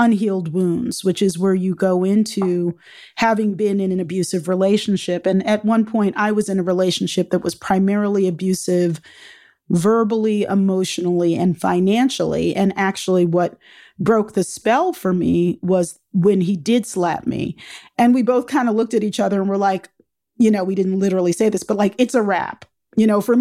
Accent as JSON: {"language": "English", "country": "United States", "said": "I'm a Black American"}